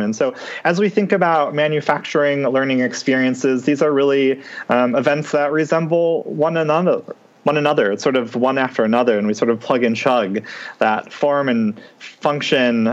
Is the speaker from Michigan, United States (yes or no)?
yes; Detroit, Michigan, United States; I'm from Michigan, um, mm-hmm. specifically from the Metro Detroit area.